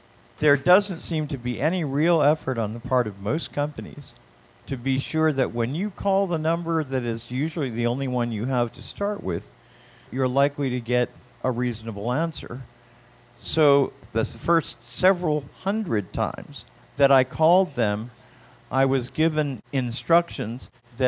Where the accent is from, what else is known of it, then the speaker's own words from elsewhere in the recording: Florida, United States; I'm also from Florida.